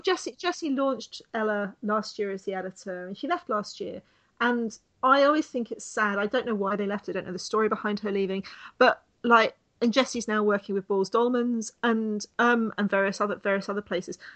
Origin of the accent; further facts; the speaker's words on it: United Kingdom; me being British